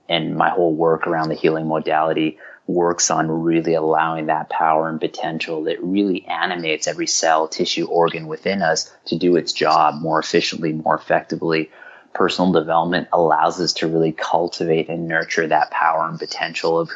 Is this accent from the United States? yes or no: no; Vancouver, British Columbia, Canada; also born or lived in Glasgow, Scotland; I was born in Glasgow. And, you know, and what happened was, you know, my father fell upon, you know, challenging, he got laid off, fell upon challenging times. You know, I was raised in the poorest community in Canada